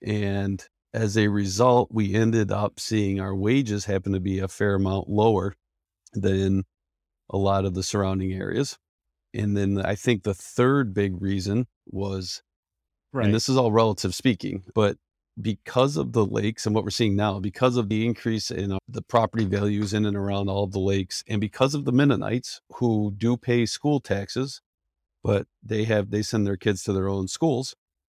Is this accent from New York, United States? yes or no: yes; Penn Yan, New York, United States; I was born and raised in Penn, which people are trying to figure out what that is. That's short for Pennsylvania Yankees.